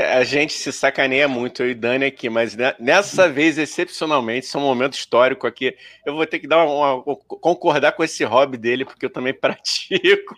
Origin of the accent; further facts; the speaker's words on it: Rio de Janeiro, Brazil; eu cresci num lugar ótimo, na Vila da Penha